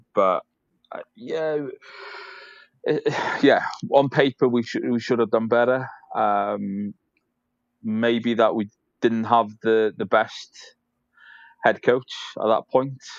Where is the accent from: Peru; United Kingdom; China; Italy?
United Kingdom; Caernarfon, Wales; moved away; I'm from North Wales, so I, am from a place called Carnarvon